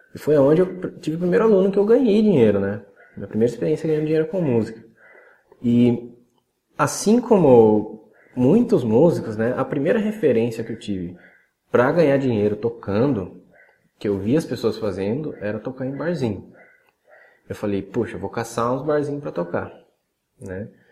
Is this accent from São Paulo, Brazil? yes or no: yes; Salto, São Paulo, Brazil; also born or lived in Cotia, São Paulo / Vargem Grande Paulista, São Paulo; a gente voltou para a cidade de Salto, no interior de São Paulo, que é onde eu estou até hoje.